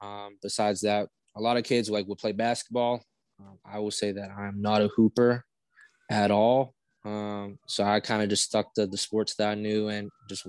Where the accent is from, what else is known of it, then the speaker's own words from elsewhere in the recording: Brownsville, Pennsylvania, United States; Yeah, so for those that don't know where Brownsville is, we are located about, I would say, honestly, like 10 minutes from Cal-U